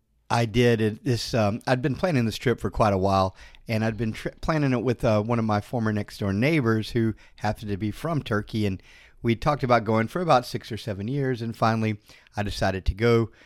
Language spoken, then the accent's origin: English; Florida, United States; I was from Florida.